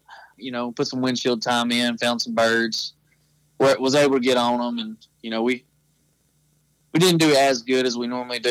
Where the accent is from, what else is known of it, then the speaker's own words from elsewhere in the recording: Atlanta, Texas, United States; I'm from Atlanta, Texas.